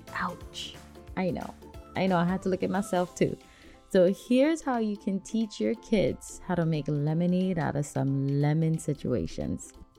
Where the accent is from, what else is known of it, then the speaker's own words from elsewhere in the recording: Hawaii, United States; moved away as an adult; now in Washington, United States; since we are from Hawaii and we don't get snow that much, even though we've been on the mainland up here in Washington for a few years now